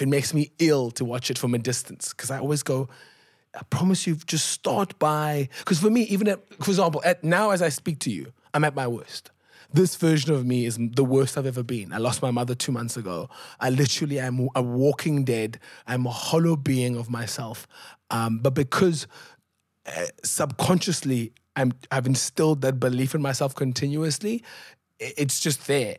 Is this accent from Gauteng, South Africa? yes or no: no; Cape Town, Western Cape, South Africa; I grew up in Gugulethu